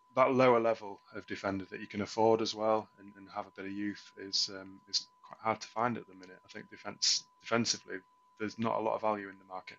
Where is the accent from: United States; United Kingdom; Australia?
United Kingdom; England; as an Englishman